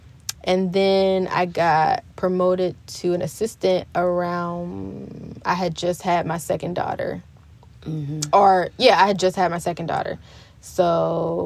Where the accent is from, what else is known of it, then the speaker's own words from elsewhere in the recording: Gwinnett County, Georgia, United States; I am an African American woman, but I grew up in Gwinnett County